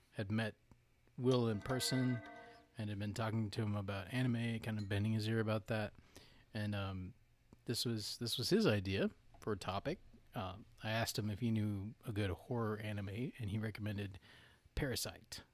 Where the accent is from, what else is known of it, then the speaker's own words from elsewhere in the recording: Southwest, United States; moved away as an adult; also born or lived in South Carolina; now in North Carolina, United States; when I was around four or five, moved out to the Southwest, and most of my formative years were spent in Southwest